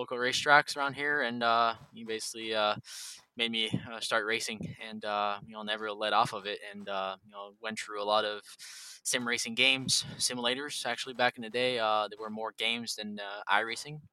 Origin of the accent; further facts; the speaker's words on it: Drummondville, Quebec, Canada; I'm from Quebec, Canada, in Drummondville